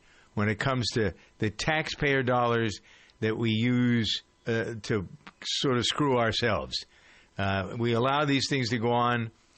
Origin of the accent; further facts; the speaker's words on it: United States; as an American